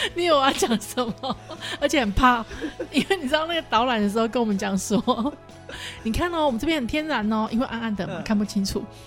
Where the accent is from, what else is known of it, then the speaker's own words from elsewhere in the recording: Taiwan; 我们台湾人